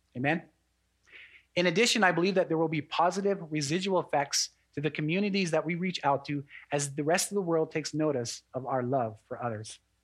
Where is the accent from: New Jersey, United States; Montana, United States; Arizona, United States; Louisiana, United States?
Montana, United States; Fort Belknap Indian Reservation; I'm also an enrolled member of the Aani tribe out of Fort Belknap Indian Reservation